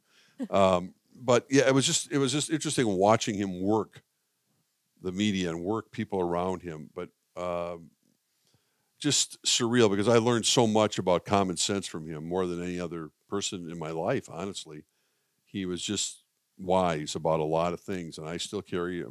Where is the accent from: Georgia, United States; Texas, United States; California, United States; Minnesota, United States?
Minnesota, United States; as a kid growing up in Minnesota